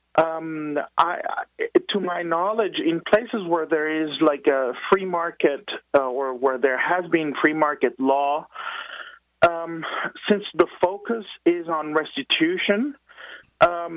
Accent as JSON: {"language": "English", "country": "Venezuela", "tie": "born or raised there", "moved": "yes", "said": "I was born in Venezuela"}